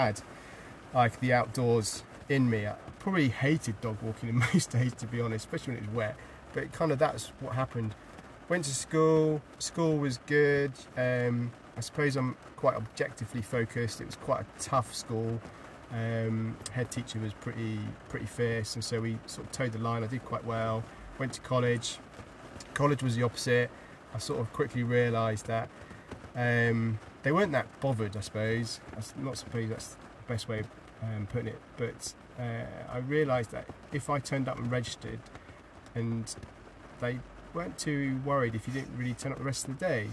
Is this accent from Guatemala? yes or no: no; Hampshire, South East England, United Kingdom; now in North Wales, United Kingdom; I'm from Hampshire, so there's no rivers really in Hampshire.